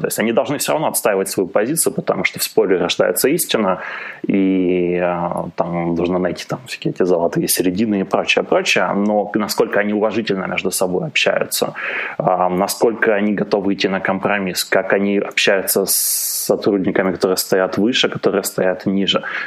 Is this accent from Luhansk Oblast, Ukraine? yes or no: no; Kharkiv, Kharkiv Oblast, Ukraine; born or raised there; also born or lived in Germany (East Germany)